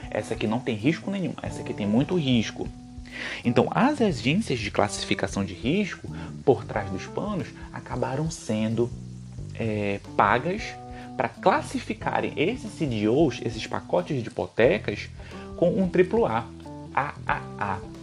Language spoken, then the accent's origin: Portuguese; Belém, Pará, Brazil; eu sou de Belém